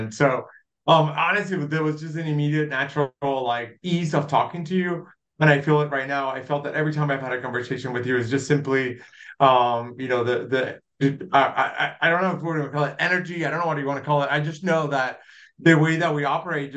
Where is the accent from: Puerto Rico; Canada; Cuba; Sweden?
Puerto Rico; Dorado; moved away as an adult; also born or lived in Pennsylvania / New York City; now in Kansas City, United States; I was born and raised in Puerto Rico. I grew up in a small town, Dorado.